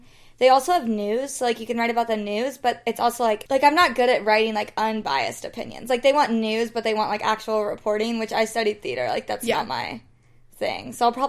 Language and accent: English; Fort Worth, Texas, United States; now in New York, United States; I'm from Fort Worth, Texas. I am in New York now, living with my friends Ellie and Madison.